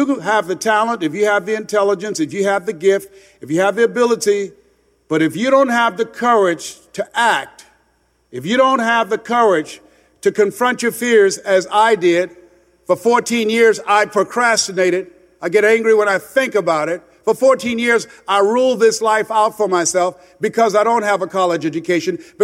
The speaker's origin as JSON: {"language": "English", "town": "Miami", "region": "Florida", "country": "United States", "tie": "born or raised there", "also_born_or_lived": "Columbus, Ohio", "moved": "as an adult", "said": "went back to Miami, Florida, where I was born and raised in Liberty City in Overtown"}